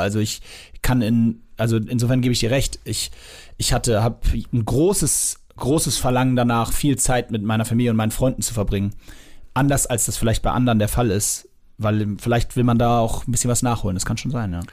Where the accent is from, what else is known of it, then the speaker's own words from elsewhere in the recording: Hamburg, Germany; ich bin im Norden aufgewachsen, in Lemsal-Mellingstedt